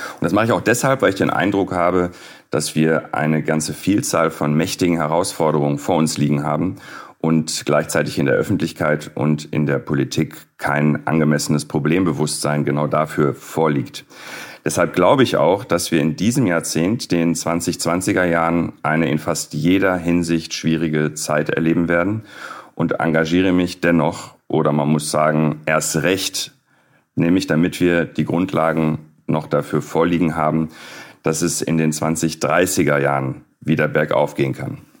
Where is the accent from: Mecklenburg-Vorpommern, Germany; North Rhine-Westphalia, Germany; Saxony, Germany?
North Rhine-Westphalia, Germany; Dortmund; ich bin Dortmunder